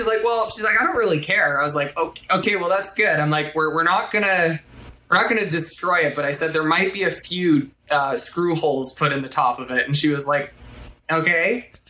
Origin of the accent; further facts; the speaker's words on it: Shaunavon, Saskatchewan, Canada; there's a site called Shaunavon Observers, which is my hometown observation site.